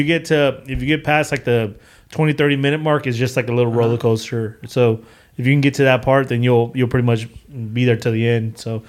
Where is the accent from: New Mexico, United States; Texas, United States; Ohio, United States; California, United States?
Texas, United States; Houston; also born or lived in Reynosa, Mexico (family origin); I grew up in Acres Home.